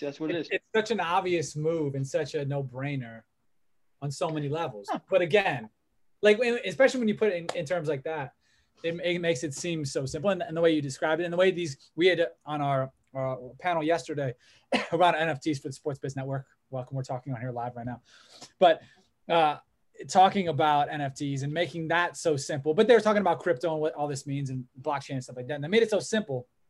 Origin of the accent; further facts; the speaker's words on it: Olmsted Falls, Ohio, United States; who are from our hometown